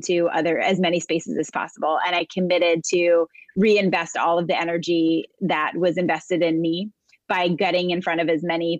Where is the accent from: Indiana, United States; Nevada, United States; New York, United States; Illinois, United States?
New York, United States; New York City; I am a New Yorker, born and raised. I live most of my life in and around New York City area.